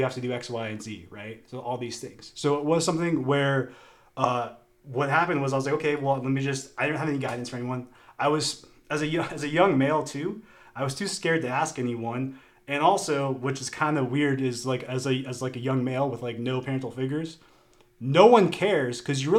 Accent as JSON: {"language": "English", "town": "Naples", "region": "Florida", "country": "United States", "tie": "born or raised there", "said": "I grew up in Naples in Southwest Florida"}